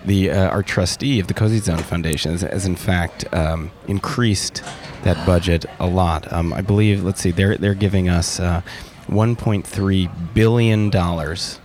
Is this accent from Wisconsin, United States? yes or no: yes; Milwaukee, Wisconsin, United States; I'm from Milwaukee, Wisconsin